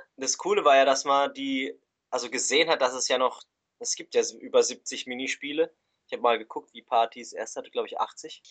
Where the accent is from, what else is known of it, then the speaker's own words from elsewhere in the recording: Switzerland; wir kommen aus der Schweiz